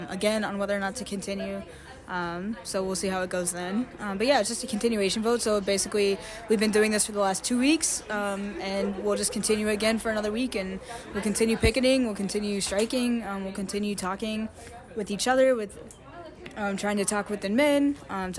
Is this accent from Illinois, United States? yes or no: no; Kentucky, United States; moved away as an adult; now in Bloomington, United States; I'm from Kentucky, which is, you know, a coal state.